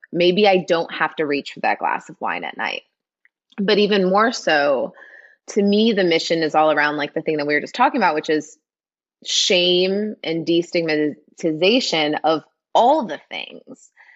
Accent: Midwest, United States; moved away; I'm from the Midwest, grew up in a town of 800 people

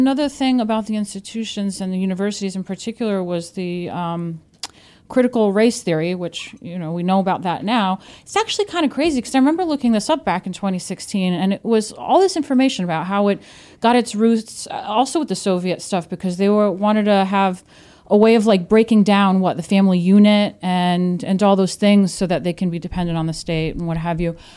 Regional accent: New York, United States; now in Brooklyn, United States; I'm from New York

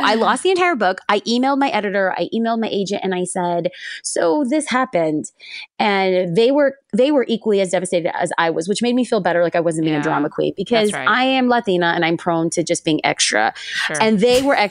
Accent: California, United States; And I grew up in California

